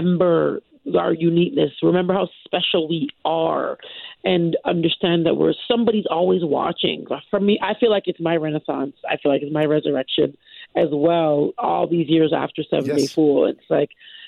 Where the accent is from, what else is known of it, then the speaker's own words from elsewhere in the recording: Canada; I'm Canadian. I'm a born and raised Canadian